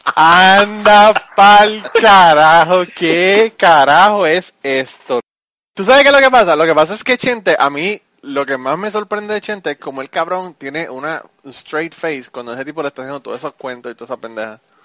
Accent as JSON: {"language": "Spanish", "country": "Puerto Rico", "moved": "as an adult", "said": "yo me fui de Puerto Rico en el 2002. Me mudé para acá."}